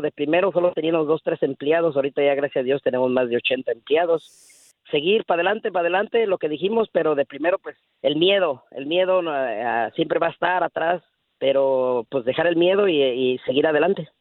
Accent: Guanajuato, Mexico; now in Dallas, United States; Somos de Guanajuato, México

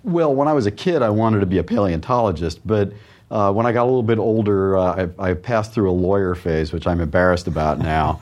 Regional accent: New York, United States; also born or lived in Chicago / Wisconsin; now in Austin, United States; I grew up on the East Coast

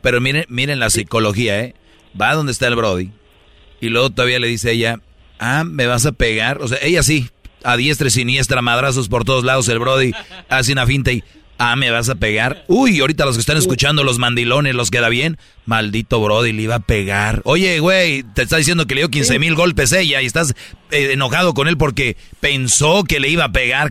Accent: Monterrey, Nuevo León, Mexico; yo soy de Monterrey

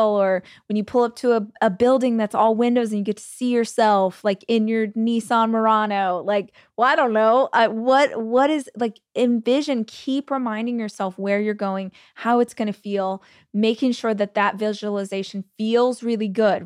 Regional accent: United States; As an American

